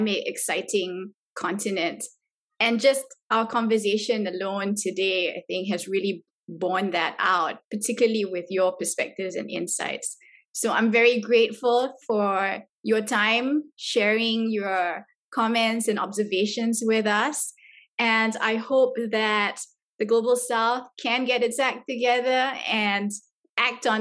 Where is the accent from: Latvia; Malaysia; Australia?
Malaysia; my country, Malaysia